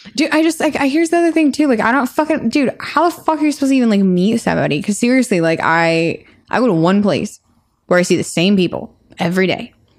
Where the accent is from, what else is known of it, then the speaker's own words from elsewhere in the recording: Colorado, United States; moved away; I am from Colorado, and we don't, nobody in Colorado ever dresses up